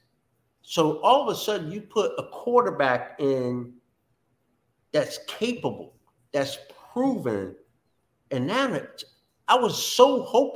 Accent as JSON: {"language": "English", "region": "New Jersey", "country": "United States", "tie": "born or raised there", "moved": "yes", "said": "my buddies from back home, because I grew up in Jersey"}